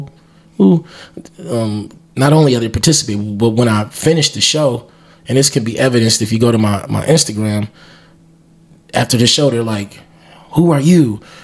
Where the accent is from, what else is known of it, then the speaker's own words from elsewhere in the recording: Milwaukee, Wisconsin, United States; I'm from Milwaukee, but I'm not of Milwaukee